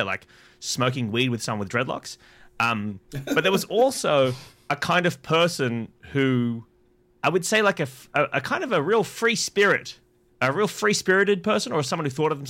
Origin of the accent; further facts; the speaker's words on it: Sydney, New South Wales, Australia; I'm a Chinese kid growing up in Illawong.